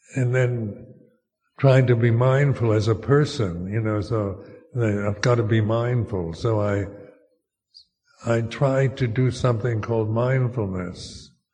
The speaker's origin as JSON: {"language": "English", "country": "United States", "also_born_or_lived": "Thailand", "moved": "as an adult", "said": "as an American"}